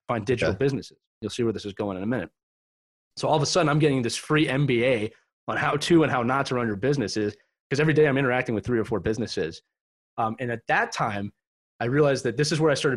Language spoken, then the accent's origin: English; Philadelphia, Pennsylvania, United States; I was born and raised in Philadelphia, Pennsylvania in the early 80s